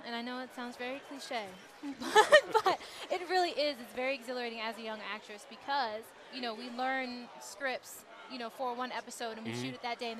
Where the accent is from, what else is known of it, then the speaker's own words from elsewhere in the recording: Baltimore, Maryland, United States; now in Los Angeles, United States; I'm from Baltimore